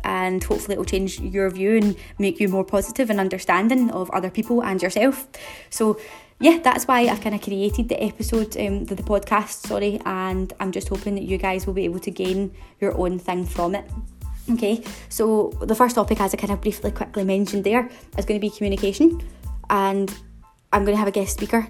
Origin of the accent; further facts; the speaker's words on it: Glasgow, Scotland, United Kingdom; in case you haven't been able to tell from my accent, I'm from Glasgow